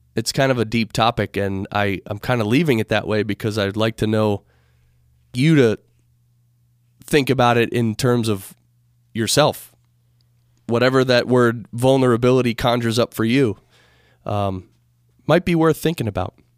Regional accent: United States; being an American

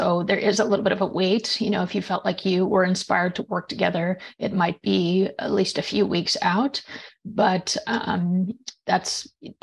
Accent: just outside of Seattle, Washington, United States; I grew up in just outside of Seattle, Washington

